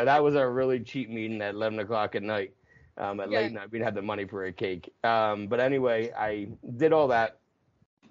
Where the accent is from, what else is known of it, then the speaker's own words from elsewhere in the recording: near Philadelphia, New Jersey, United States; also born or lived in Los Angeles, California; I grew up minutes from Philadelphia on the East Coast in New Jersey